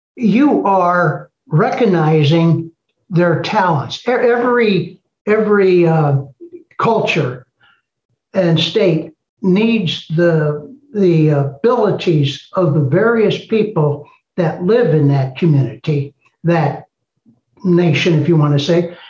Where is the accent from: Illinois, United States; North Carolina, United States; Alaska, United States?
Illinois, United States; East St. Louis; I was born in East St. Louis